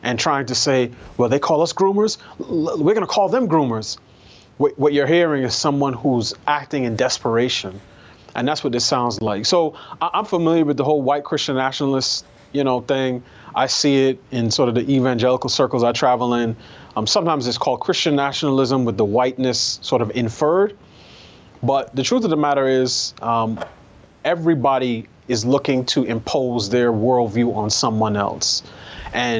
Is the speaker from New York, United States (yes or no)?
yes; New York, United States; I grew up in New York.